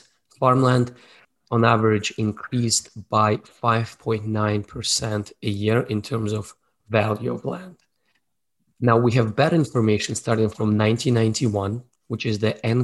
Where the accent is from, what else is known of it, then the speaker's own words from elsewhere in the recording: Russia; moved away as an adult; also born or lived in Moscow, Russia; now in Canada; born in Soviet Union, raised in Russia